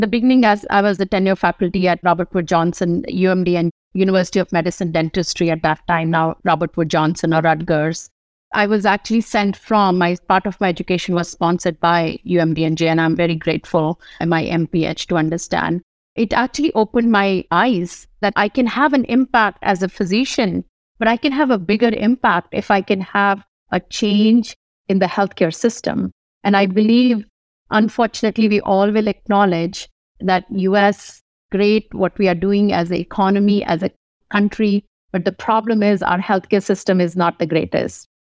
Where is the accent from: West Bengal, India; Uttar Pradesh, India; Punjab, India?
Uttar Pradesh, India; Kanpur; moved away as an adult; also born or lived in New Delhi / Maharashtra; now in United States; I was born in Kanpur, U P, Uttar Pradesh. Spent a lot of time in New Delhi, N C R areas we call